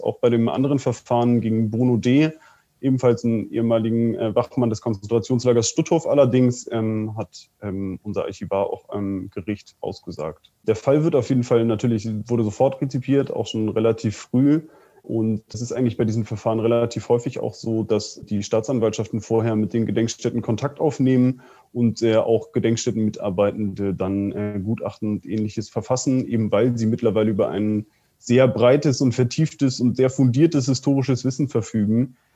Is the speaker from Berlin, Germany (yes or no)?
no; Soltau, Lower Saxony, Germany; aus meiner Heimatstadt in Soltau